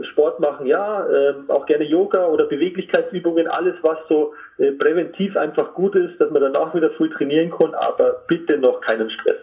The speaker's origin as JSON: {"language": "German", "town": "Trostberg", "region": "Bavaria", "country": "Germany", "tie": "born or raised there", "also_born_or_lived": "Rosenheim area", "lives_now": "Kolbermoor, Germany", "said": "Ursprünglich bin ich in Trostberg aufgewachsen"}